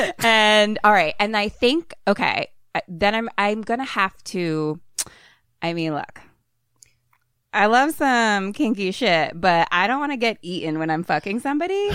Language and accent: English; Philadelphia, Pennsylvania, United States; I'm from Philly